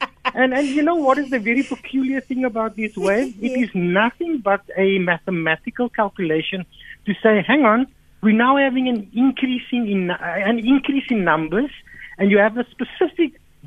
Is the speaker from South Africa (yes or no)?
yes; South Africa; as a South African people